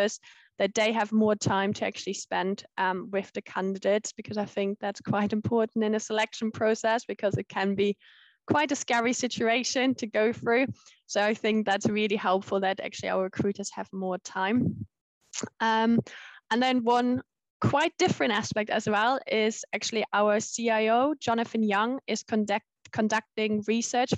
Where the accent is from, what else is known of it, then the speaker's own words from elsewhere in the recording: Germany; moved away as an adult; also born or lived in Leeds, United Kingdom; now in United Kingdom; I'm originally from Germany